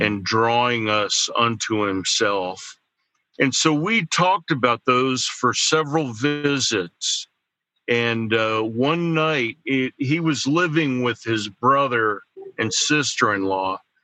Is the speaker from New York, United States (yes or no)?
no; central New Jersey, United States; moved away as an adult; also born or lived in Denver, Colorado; now in Pittsburgh, United States; I grew up in uh, central New Jersey